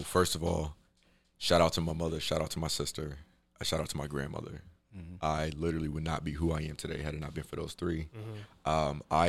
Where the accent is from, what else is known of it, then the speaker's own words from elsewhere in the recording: Chicago, Illinois, United States; So I'm from Chicago.